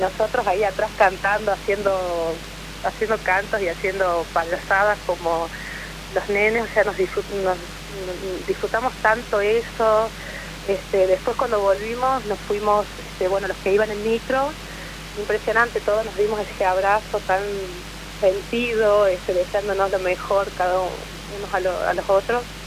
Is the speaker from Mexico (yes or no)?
no; La Rioja, Argentina; moved away; yo soy nacida en La Rioja